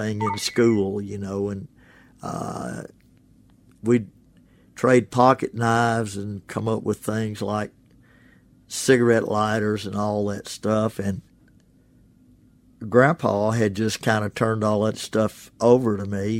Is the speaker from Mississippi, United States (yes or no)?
yes; Ashland, Mississippi, United States; now in Oxford, United States; My home is Oxford, Mississippi. My hometown is Ashland, Mississippi